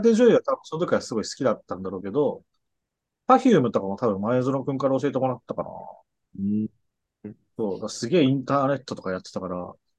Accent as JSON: {"language": "Japanese", "region": "Nagano", "country": "Japan", "tie": "born or raised there", "moved": "as an adult", "lives_now": "Tokyo, Japan", "said": "高校1年の春ですね。長野県の"}